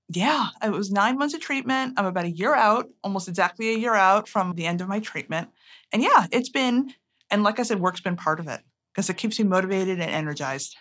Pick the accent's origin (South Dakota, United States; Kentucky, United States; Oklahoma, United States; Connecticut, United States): Connecticut, United States; I grew up in Connecticut.